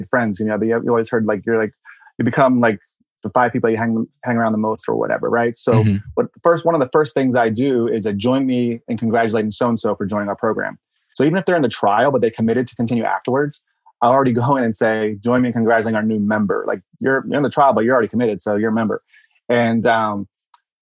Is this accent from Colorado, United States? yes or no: no; Baltimore, Maryland, United States; moved away; I'm from Baltimore originally